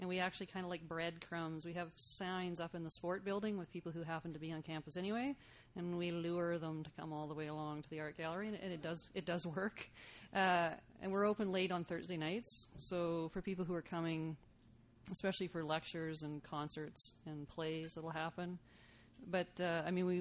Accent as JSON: {"language": "English", "town": "Saskatoon", "region": "Saskatchewan", "country": "Canada", "tie": "born or raised there", "moved": "yes", "lives_now": "Lethbridge, Canada", "said": "I grew up in Saskatoon"}